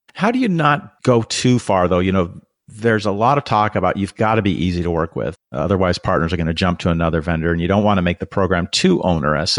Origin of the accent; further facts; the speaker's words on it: Renton, Washington, United States; I'm from Renton, Washington, which you know is kind of on the outskirts of Seattle